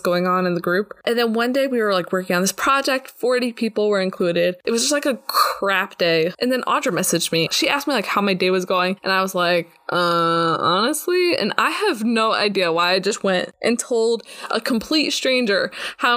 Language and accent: English; New Jersey, United States; moved away as an adult; also born or lived in Texas; now in Israel; I grew up in New Jersey and I lived there until I was 18 years old